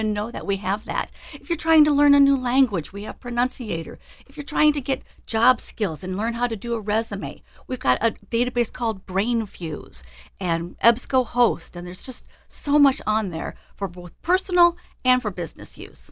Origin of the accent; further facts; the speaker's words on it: Des Moines, Iowa, United States; I grew up in Des Moines, and I've been with the library for fifteen years now.